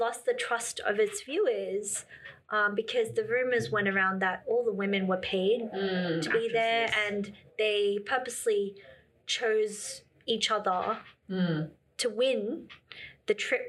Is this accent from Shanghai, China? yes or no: yes; Shanghai, China; I've lived in China for 5 years and I'm from Shanghai, lived in Beijing.